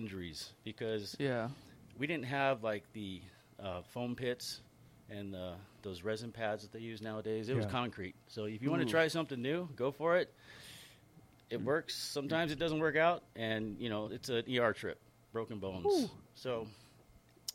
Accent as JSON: {"language": "English", "town": "Upland", "region": "California", "country": "United States", "tie": "born or raised there", "said": "I grew up in Upland"}